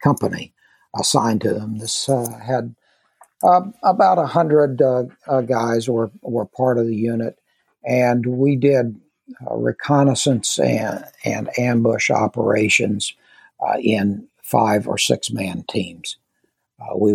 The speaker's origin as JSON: {"language": "English", "region": "Kansas", "country": "United States", "tie": "born or raised there", "said": "I grew up in Kansas"}